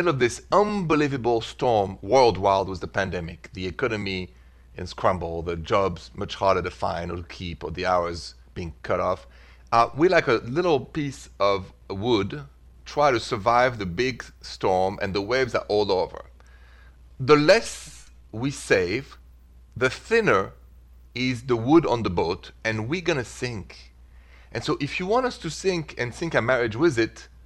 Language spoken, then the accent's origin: English; Paris, Île-de-France, France; English is a second language; now in United States; I'm from Paris, France, so that's the accent